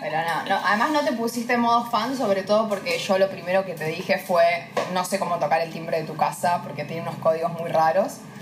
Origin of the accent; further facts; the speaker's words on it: Avellaneda, Buenos Aires Province, Argentina; me reivindico como muy de Avellaneda